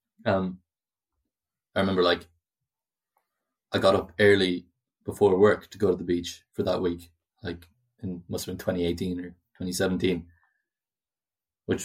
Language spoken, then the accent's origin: English; Ireland; also born or lived in Galway; we're Irish